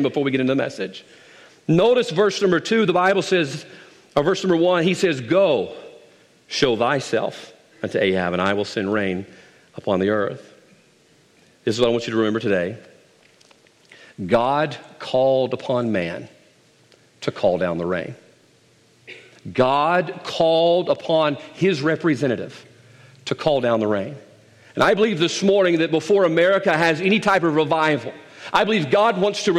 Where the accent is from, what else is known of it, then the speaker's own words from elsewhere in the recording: South Mississippi, United States; I'm from South Mississippi